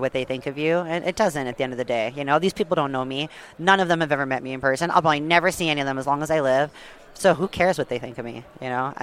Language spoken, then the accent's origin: English; Vancouver Island, British Columbia, Canada; I grew up on the West Coast, BC, right? On Vancouver Island